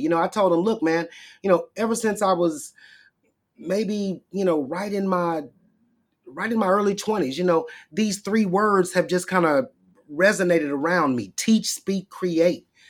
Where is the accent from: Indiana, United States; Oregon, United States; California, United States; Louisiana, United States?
Louisiana, United States; Shreveport; I went to Southern University in Shreveport, my hometown